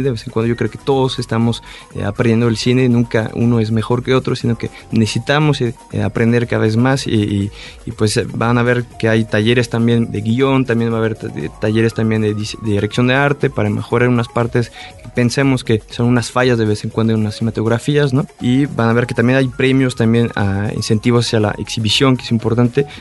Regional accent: France; now in Mexico; yo soy francés

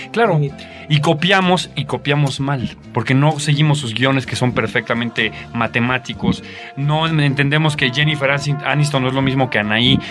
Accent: Mexico; also born or lived in Argentina; me convertí en el mejor mexicano que ustedes se pueden imaginar

